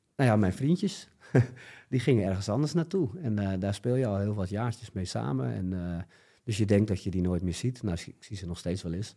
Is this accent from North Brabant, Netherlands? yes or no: no; Alkmaar, North Holland, Netherlands; also born or lived in Koedijk; Ik kom uit Alkmaar.